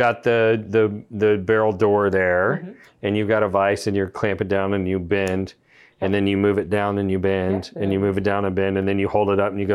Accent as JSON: {"language": "English", "region": "Texas", "country": "United States", "said": "I'm from Texas"}